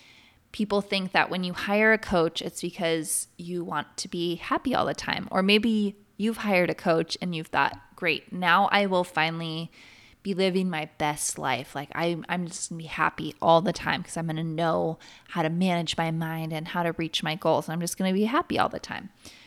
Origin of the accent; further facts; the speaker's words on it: Oregon, United States; I grew up in Central Oregon and I have something in me, this need, this desire, very deep desire to be in the trees and the mountains.